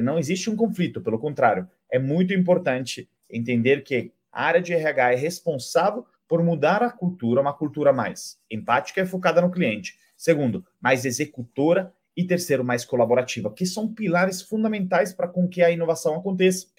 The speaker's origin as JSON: {"language": "Portuguese", "country": "Italy", "second_language": "Portuguese", "moved": "as an adult", "lives_now": "Brazil", "said": "sou italiano, moro há mais de 10 anos no Brasil"}